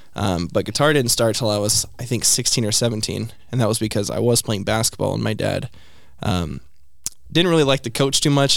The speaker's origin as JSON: {"language": "English", "town": "Oklahoma City", "region": "Oklahoma", "country": "United States", "tie": "born or raised there", "said": "Oklahoma City"}